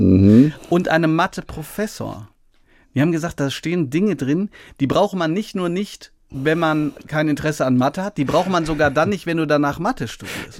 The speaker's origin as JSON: {"language": "German", "town": "Hagen", "region": "North Rhine-Westphalia", "country": "Germany", "tie": "born or raised there", "said": "Hagen, das ist meine Heimatstadt"}